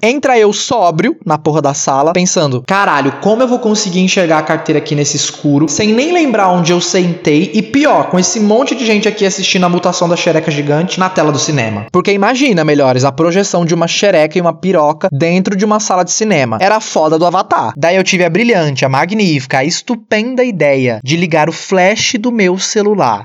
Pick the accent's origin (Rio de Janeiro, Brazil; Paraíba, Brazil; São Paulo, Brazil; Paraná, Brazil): São Paulo, Brazil; Eu nasci, cresci, me criei no Capão Redondo, que para quem não sabe é o extremo sul da periferia de São Paulo.